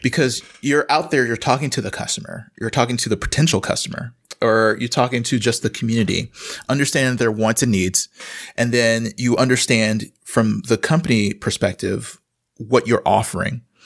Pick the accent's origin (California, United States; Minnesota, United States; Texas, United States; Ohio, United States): Texas, United States; Houston; moved away as an adult; also born or lived in Austin, Texas; now in Wisconsin, United States; I grew up in Houston, and I went to college in Austin